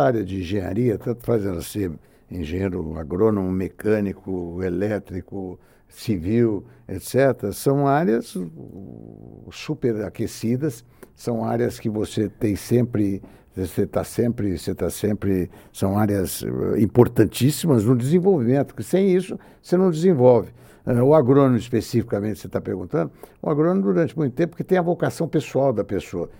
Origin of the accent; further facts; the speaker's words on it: Brazil; eu, como brasileiro